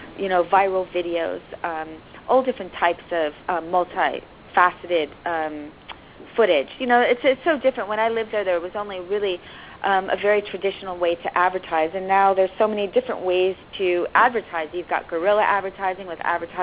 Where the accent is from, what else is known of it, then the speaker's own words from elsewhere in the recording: Chicago, Illinois, United States; moved away as an adult; also born or lived in Tokyo, Japan / London, United Kingdom / Los Angeles, United States; I'm originally from Chicago.